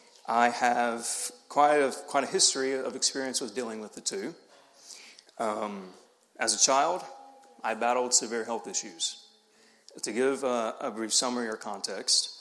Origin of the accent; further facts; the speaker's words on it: the South, United States; accent: Southern; I was from the South